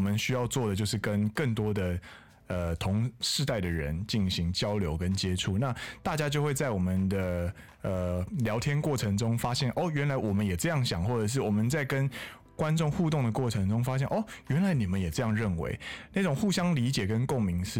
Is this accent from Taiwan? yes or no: yes; Taiwan; 我们是台湾人，好不好？我们台湾人。